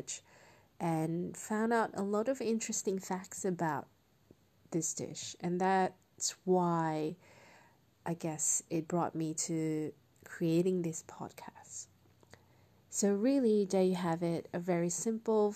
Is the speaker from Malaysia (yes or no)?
yes; Malaysia; now in Australia; growing up in Malaysia